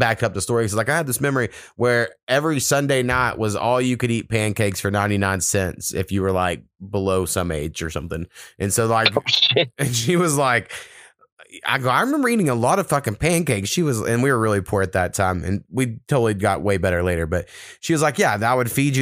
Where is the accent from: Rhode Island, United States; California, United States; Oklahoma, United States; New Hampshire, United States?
Oklahoma, United States; One of the only places, businesses in my hometown was a truck stop